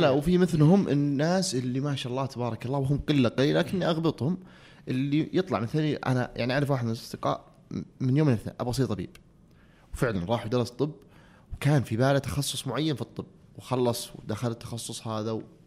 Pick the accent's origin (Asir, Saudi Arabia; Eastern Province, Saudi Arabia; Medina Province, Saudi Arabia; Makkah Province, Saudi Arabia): Asir, Saudi Arabia; Abha; also born or lived in Riyadh / United States; انا كنت في الصيف في ابها انا في القريه قريتنا وين في السوده